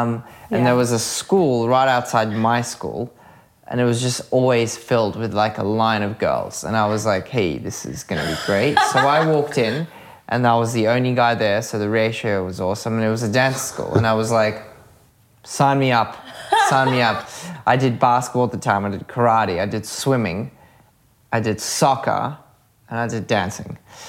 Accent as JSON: {"language": "English", "country": "Australia", "tie": "born or raised there", "also_born_or_lived": "Belarus", "second_language": "English", "said": "I was born in Belarus. Yeah. And then because of Chernobyl and like Russia changing, we kind of decided to migrate because my mum's sister was living in Australia, so it was easy just to get there. And we came to Australia"}